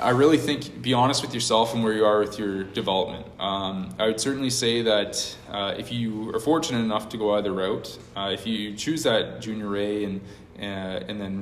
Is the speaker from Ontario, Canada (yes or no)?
yes; Brockville, Ontario, Canada; born and raised in Brockville, obviously, grew up here